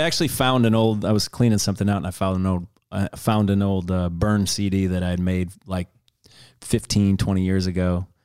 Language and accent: English; Detroit, Michigan, United States; I grew up in Detroit